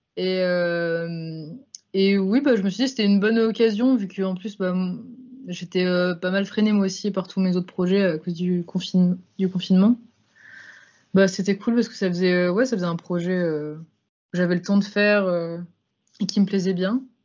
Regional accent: Lyon, Auvergne-Rhône-Alpes, France; also born or lived in Grenoble; Je suis de Lyon, moi. Lyon, Grenoble

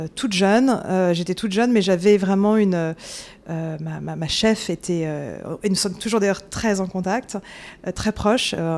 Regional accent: Paris, Île-de-France, France; moved away as an adult; now in New York, United States; je suis née euh, en France, j'ai grandi à Paris

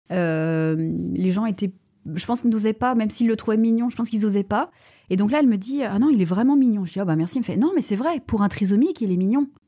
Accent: Rennes, Brittany, France; moved away as an adult; now in Lorient, France; je suis née à Rennes.

